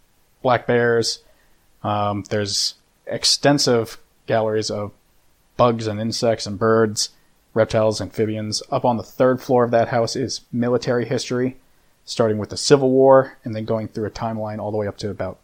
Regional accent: Dover, New Hampshire, United States; I grew up here in Dover

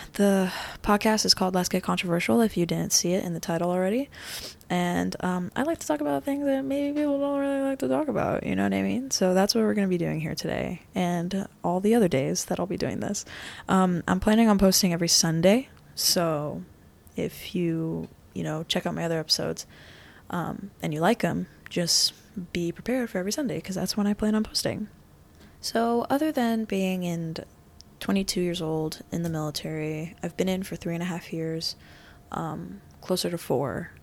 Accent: Florida, United States; also born or lived in New York; was born in New York, raised in Florida

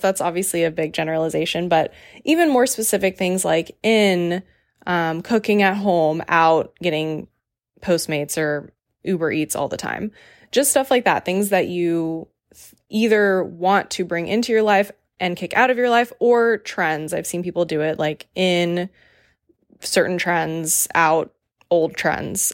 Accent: Raleigh, North Carolina, United States; moved away; my hometown, Raleigh

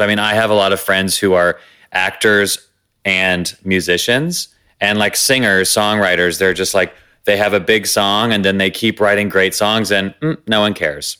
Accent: the South, United States; growing up in the Christian South, scared and gay

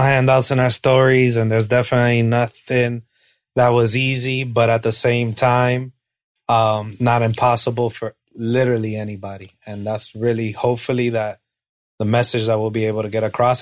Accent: Hialeah, Florida, United States; I'm from Miami. I'm a Chico from Hialeah

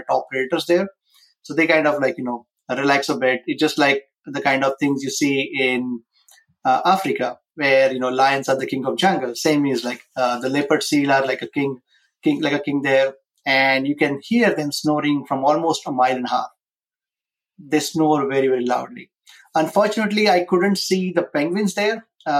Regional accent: India; moved away as an adult; now in United States; I was born and raised in India

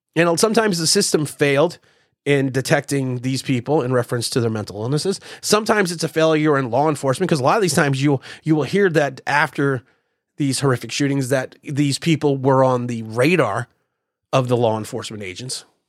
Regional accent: United States; we, as Americans

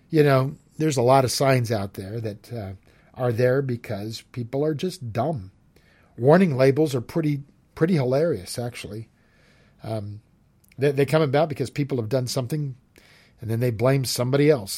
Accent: San Jose, California, United States; moved away as an adult; also born or lived in Smith Rock area, Oregon; now in Oregon, United States; I grew up in, uh, California in the Bay Area. I grew up in San Jose

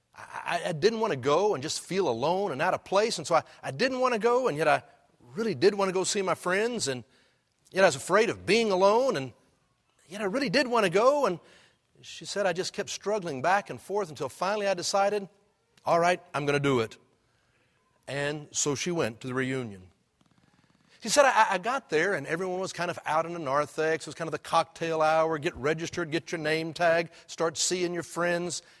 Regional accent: Houston, Texas, United States; when I was a kid growing up in Houston

